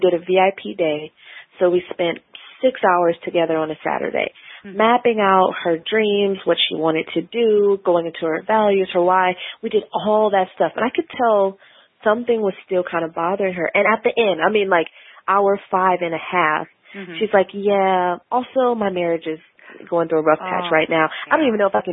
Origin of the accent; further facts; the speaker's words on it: Milwaukee, Wisconsin, United States; moved away as an adult; also born or lived in St. Louis, Missouri / Portland, Oregon; now in Washington, D.C., United States; I grew up in Milwaukee, Wisconsin, and went to school in St. Louis and then moved out to D.C.